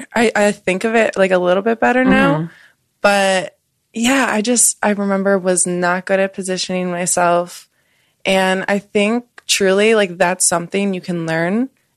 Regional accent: Wisconsin, United States; now in Los Angeles, United States; I'm from Wisconsin.

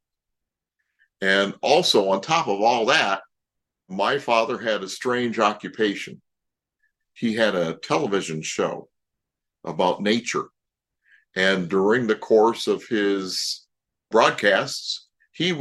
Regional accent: Toledo, Ohio, United States; I grew up in Toledo, Ohio.

